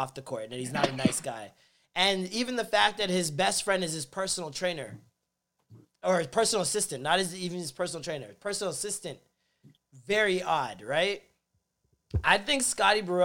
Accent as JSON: {"language": "English", "country": "Jamaica", "said": "a Jamaican"}